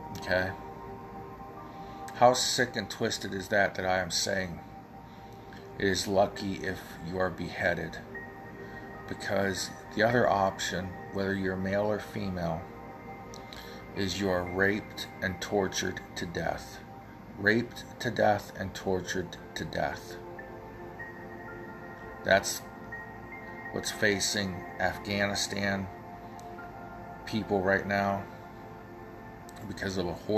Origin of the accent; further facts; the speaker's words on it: United States; as an American